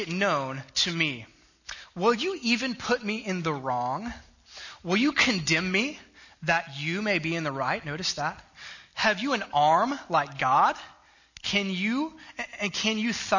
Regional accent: South Texas, United States; I grew up in South Texas

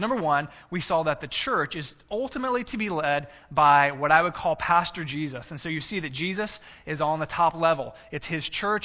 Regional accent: Texas, United States; now in Illinois, United States; when I was in school and grade school and in high school growing up in Texas

